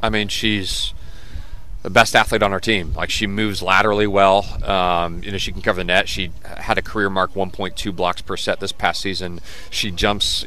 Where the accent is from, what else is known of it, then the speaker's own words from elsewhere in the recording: Dayton, Ohio, United States; moved away as an adult; also born or lived in Alabama / Texas; now in Richmond, United States; I'm from Dayton. Uh, my family, you know, originally from Alabama, Texas, so no real roots in Ohio other than uh, moved for my dad's job. So because of that reason, Dayton is home.